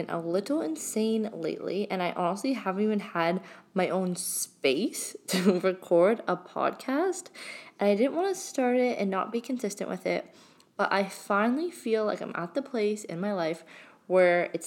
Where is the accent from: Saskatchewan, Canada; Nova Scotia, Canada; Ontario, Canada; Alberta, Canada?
Ontario, Canada; Blue Mountains; also born or lived in London, Ontario; my hometown, which is in Blue Mountain, which is, again, a really small town.